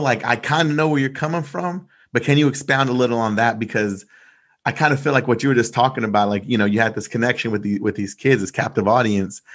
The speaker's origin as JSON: {"language": "English", "town": "Rosenberg", "region": "Texas", "country": "United States", "tie": "born or raised there", "said": "I grew up in Rosenberg, Texas"}